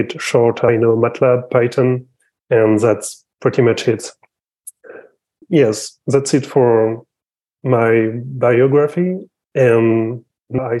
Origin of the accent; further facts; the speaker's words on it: France; I'm from France